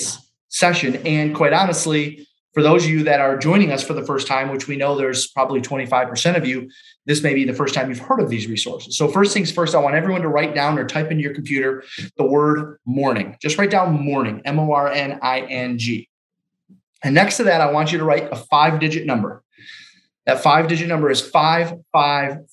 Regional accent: Detroit, Michigan, United States; I'm from Detroit, Michigan, been in the business just over 19 years

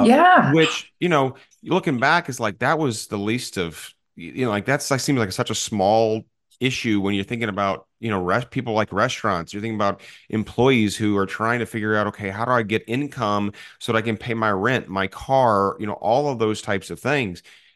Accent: Edwardsville, Illinois, United States; I grew up in Edwardsville, Illinois, but that's 15 minutes from the city of St. Louis.

